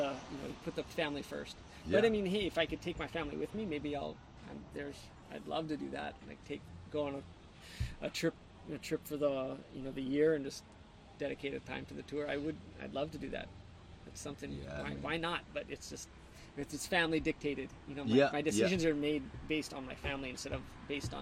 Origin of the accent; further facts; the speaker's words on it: Hawaii, United States; you get to see how lucky you really are growing up in Hawaii